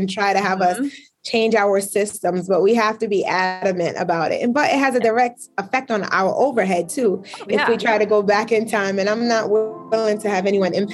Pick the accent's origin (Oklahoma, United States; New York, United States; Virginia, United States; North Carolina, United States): New York, United States; Brooklyn; now in Albany, United States; I am from Brooklyn, New York. We did not grow up with a lot of money.